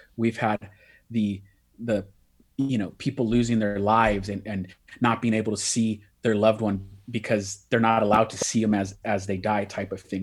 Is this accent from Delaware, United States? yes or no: no; Bay Area, California, United States; I'm from the Bay Area, California